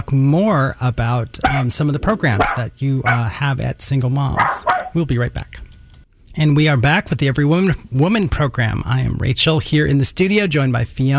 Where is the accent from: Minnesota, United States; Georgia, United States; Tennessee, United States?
Minnesota, United States; Red Wing; now in Kansas City, United States; I grew up in Red Wing, so it's like an hour